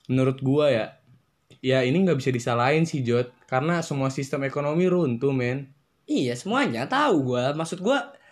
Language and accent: Indonesian; Depok, West Java, Indonesia; dari mana gue berasal dari Depok kota tercinta, kota begal, kota belimbing